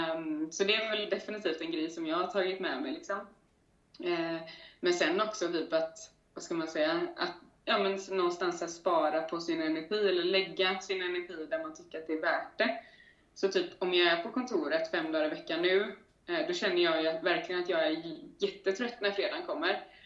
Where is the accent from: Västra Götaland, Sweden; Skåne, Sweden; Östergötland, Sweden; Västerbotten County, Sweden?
Västra Götaland, Sweden; Gothenburg; moved away as an adult; now in Stockholm, Sweden; göteborgare i grunden, men har varit, eh, har varit ute och flängt i världen ett par år, de senaste fem åren